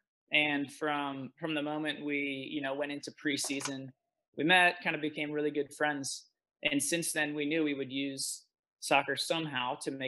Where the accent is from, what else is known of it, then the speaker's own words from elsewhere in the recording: Philippines; So I actually grew up overseas. So I grew up in Southeast Asia. And in the Philippines